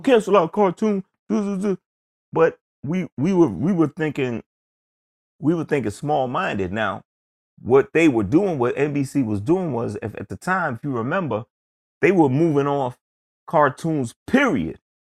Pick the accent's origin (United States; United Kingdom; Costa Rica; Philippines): United States; New York City, New York; growing up in Queens